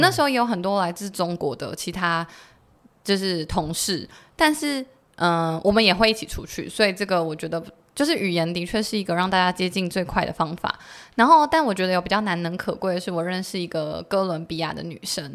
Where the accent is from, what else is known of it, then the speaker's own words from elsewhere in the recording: Taiwan; 我们台湾人